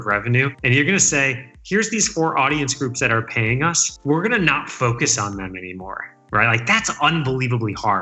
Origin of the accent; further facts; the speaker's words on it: about a half hour outside of Detroit, Michigan, United States; moved away as an adult; also born or lived in Chicago / Boston; I was born and raised in Michigan, about a half hour outside of Detroit. Grew up there my whole life